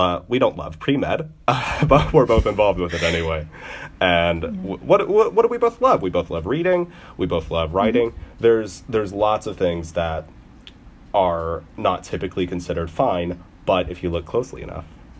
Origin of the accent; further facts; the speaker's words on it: Louisville, Kentucky, United States; I'm from Louisville, Kentucky